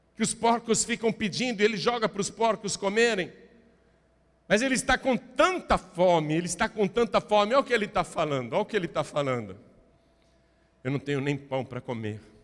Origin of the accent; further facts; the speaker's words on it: Brazil; eu sou brasileiro